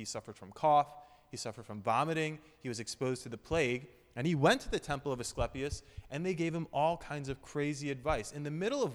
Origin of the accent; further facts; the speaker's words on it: Philadelphia, Pennsylvania, United States; we're from Philly